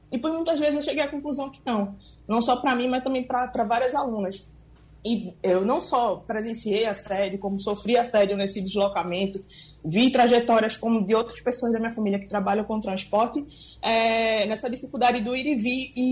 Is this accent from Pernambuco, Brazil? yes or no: yes; Recife, Pernambuco, Brazil; eu sou nasci né, e me criei em Dois Unidos, um dos bairros com menor índice de desenvolvimento humano aqui do Recife.